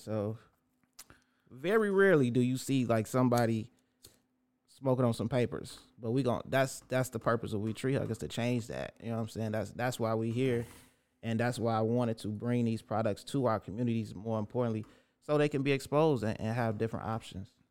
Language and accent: English; Chicago, Illinois, United States; raised in Roseland from the rooter to the tutor